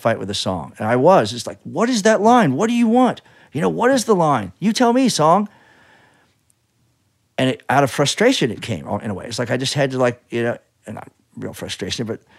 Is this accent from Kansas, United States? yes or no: yes; Kansas, United States; moved away; I'm from Kansas